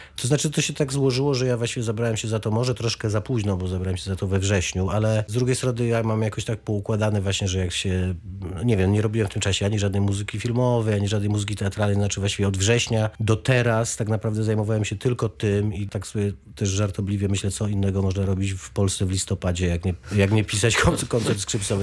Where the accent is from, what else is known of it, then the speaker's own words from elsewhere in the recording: Wrocław, Lower Silesian Voivodeship, Poland; moved away; also born or lived in Oława; Ja jestem w- właśnie rodowitym Oławianinem, a właściwie wrocławianinem. Teraz, jak już nie mieszkam we Wrocławiu